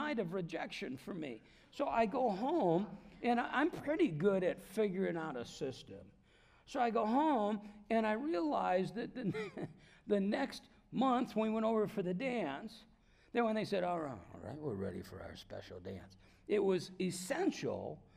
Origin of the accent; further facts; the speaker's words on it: Davenport, Iowa, United States; moved away; I'm from Davenport, Iowa